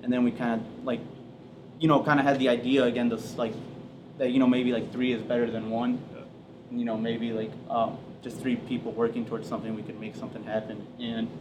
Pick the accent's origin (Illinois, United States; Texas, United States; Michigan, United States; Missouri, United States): Michigan, United States; Sturgis; we grew up in Sturgis, which is really small.